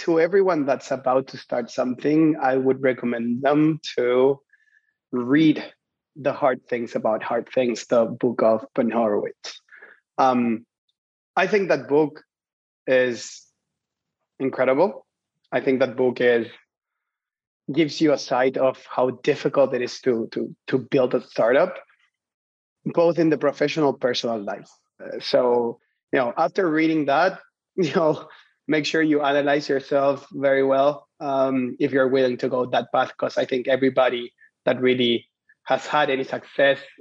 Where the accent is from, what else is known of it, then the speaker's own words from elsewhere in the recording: Chile; I'm originally from Chile